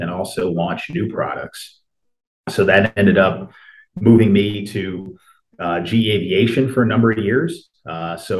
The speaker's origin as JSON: {"language": "English", "town": "Hartford", "region": "Connecticut", "country": "United States", "tie": "born or raised there", "also_born_or_lived": "Clemson, South Carolina", "moved": "as an adult", "said": "I grew up outside of Hartford, Connecticut, and, you know, spent my childhood there"}